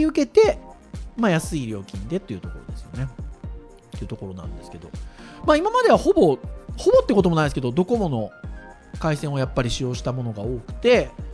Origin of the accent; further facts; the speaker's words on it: Kurume, Fukuoka, Japan; 僕の実家は久留米ですかねしかも久留米の中の山の中ですからね